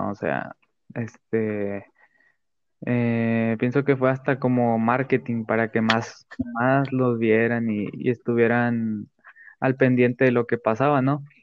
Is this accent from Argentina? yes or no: yes; Argentina; now in Mexico; ¿cómo voy a representar México si yo soy argentino, yo soy tengo otra sangre y así.